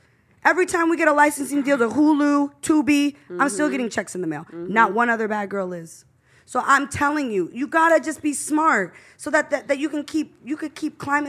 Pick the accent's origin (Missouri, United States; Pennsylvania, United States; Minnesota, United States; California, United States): California, United States; San Francisco Bay Area; moved away as an adult; also born or lived in Los Angeles; I'm from the Bay Area, born and raised in the Bay.